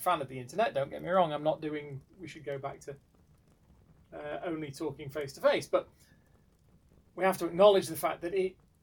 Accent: United Kingdom; I am British

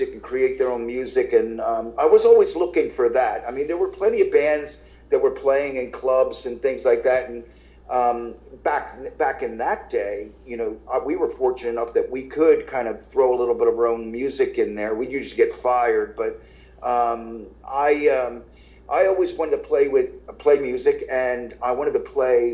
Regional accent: Levittown, Pennsylvania, United States; moved away as an adult; now in Philadelphia, United States; I grew up in Levittown. I did. Yeah, I lived a lot of years in Philly, in the city, but I grew up in Levittown

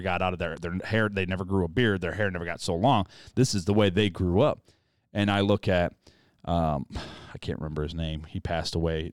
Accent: United States; as an American

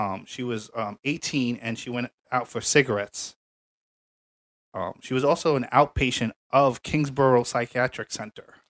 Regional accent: New York City, New York, United States; I'm from Staten Island

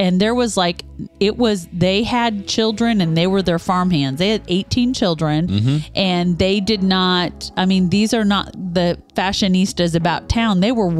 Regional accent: Topeka, Kansas, United States; my hometown of Topeka, Kansas

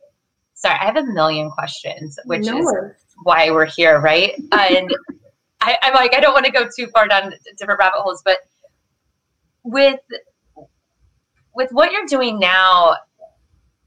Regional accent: Midwest, United States; also born or lived in Southern California; now in California, United States; I'm from the Midwest and I live in California now, Southern California

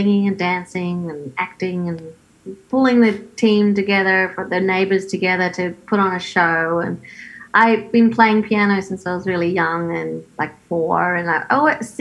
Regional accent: Australia; moved away as an adult; now in Los Angeles, United States; I do miss Australia

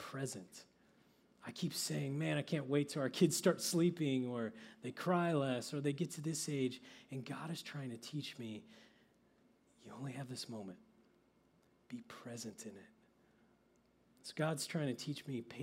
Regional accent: Oklahoma, United States; I grew up in Oklahoma where guys are tough

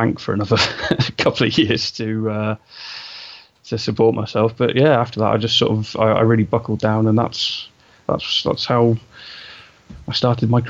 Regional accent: England, United Kingdom; I'm obviously from England. You know, you can tell from my accent

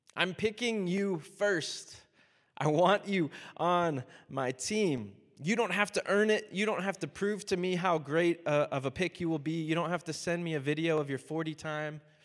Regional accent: Miami, Florida, United States; I'm from Miami, so I'm a huge Dolphins fan

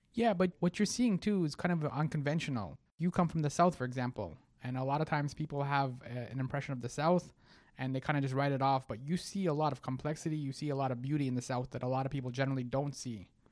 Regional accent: Egypt; I'm from Egypt

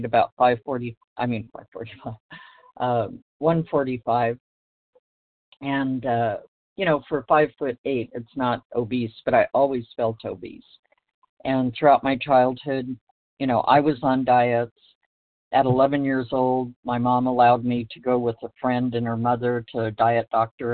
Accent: Los Angeles, California, United States; I was born in Los Angeles

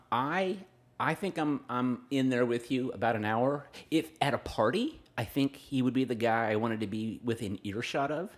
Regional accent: Fresno, California, United States; I grew up around Pinedale, where River Park is now

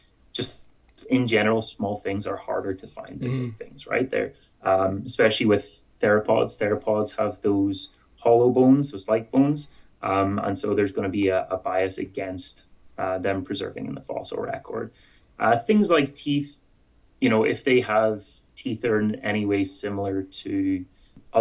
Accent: Ireland; accent: Irish; moved away as an adult; now in Edmonton, Canada; with my Irish accent

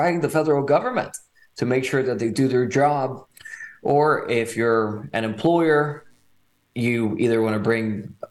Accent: Nicaragua; also born or lived in California, United States / Texas, United States; now in Fort Worth, United States; I was born in California, but my parents decided to raise me in Nicaragua. So when I moved to Texas in 2006

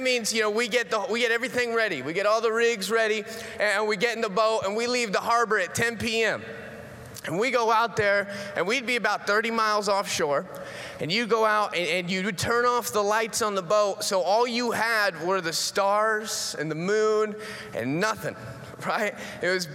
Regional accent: Florida, United States; moved away; that's where I grew up in Florida

